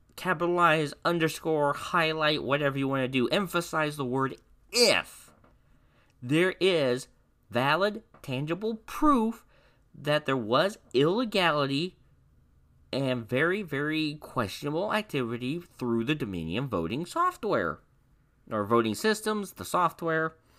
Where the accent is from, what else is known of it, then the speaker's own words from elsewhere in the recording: Indiana, United States; my home state of Indiana